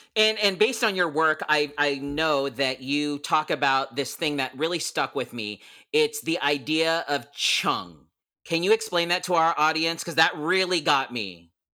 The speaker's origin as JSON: {"language": "English", "country": "Philippines", "said": "I'm Filipino and I grew up watching P dramas or the Filipino dramas"}